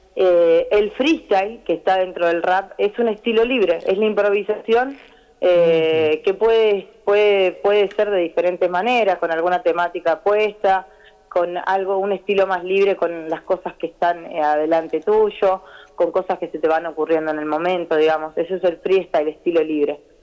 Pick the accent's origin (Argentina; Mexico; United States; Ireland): Argentina; Santa Fe; acá en Santa Fe, que es de donde yo nací, yo soy de Santa Fe Capital